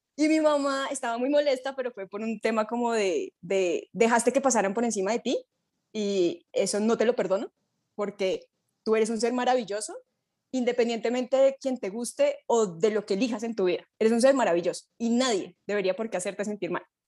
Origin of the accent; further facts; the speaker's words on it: Colombia; mi grupo colombiano